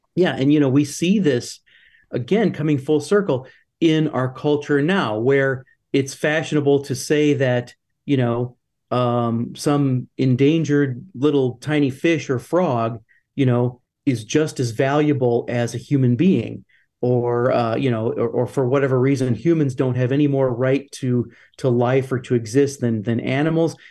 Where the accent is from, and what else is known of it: United States